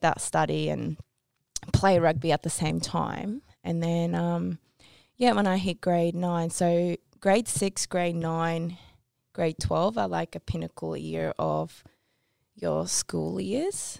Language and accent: English; Tokyo, Japan; I was born in Tokyo